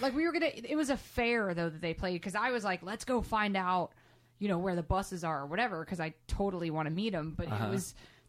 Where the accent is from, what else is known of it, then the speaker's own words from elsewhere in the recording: Georgia, United States; Well, I grew up in Georgia